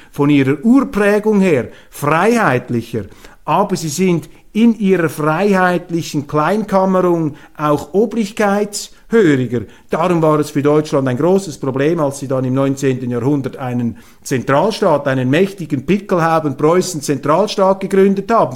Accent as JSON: {"language": "German", "country": "Switzerland", "said": "als Schweizer"}